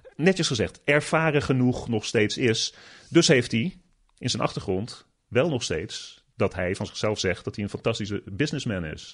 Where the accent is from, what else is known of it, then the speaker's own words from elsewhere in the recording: Netherlands; moved away as an adult; now in United States; als Nederlander